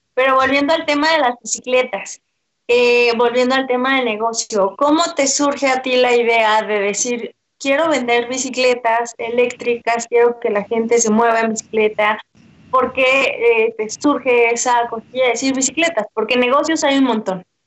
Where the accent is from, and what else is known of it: Mexico